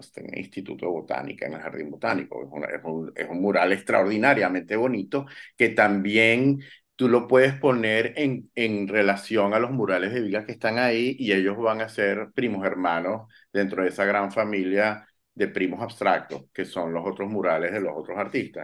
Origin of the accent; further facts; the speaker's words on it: Venezuela; nosotros como venezolanos